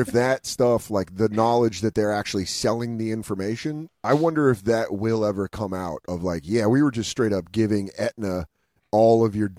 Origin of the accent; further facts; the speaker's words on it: Colorado, United States; with how white I am and being from Colorado